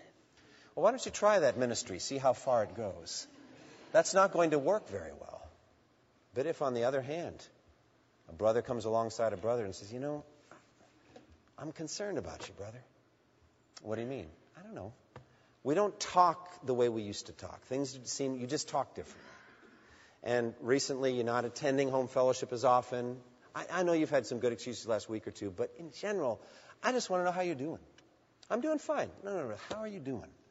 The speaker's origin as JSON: {"language": "English", "town": "Boston", "region": "Massachusetts", "country": "United States", "tie": "born or raised there", "said": "I grew up in the Boston area watching the Boston Marathon."}